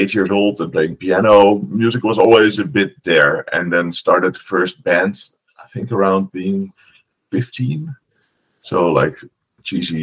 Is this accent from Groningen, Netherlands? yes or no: yes; Oost-Groningen / Groningen, Netherlands; English is a second language; also born or lived in De Bilt, Netherlands; when I was 4, my parents lived to the countryside of Oost-Groningen, which is like the northern province and then just at the German border. And then I went to high school in the city where we're still now, in Groningen